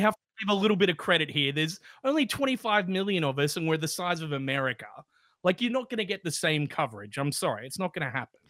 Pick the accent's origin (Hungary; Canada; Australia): Australia